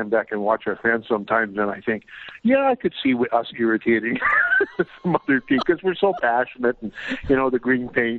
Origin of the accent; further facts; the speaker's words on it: Regina, Saskatchewan, Canada; I'm born and raised in Regina, Saskatchewan